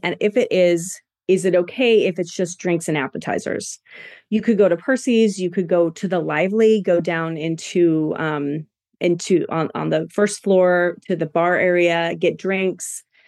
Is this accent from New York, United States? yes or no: no; Washington, United States; now in Boise, United States; I'm from Washington and we get a lot of crabs